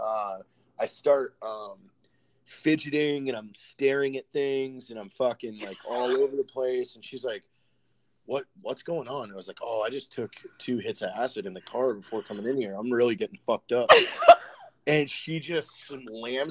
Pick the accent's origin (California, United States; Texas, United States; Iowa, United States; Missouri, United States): California, United States; Novato; I'm from Novato.